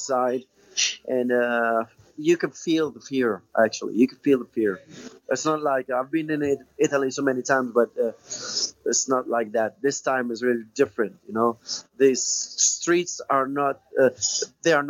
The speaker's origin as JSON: {"language": "English", "country": "Tunisia", "tie": "born or raised there", "said": "taking some lessons from lyrical professors there in my hometown in Tunisia"}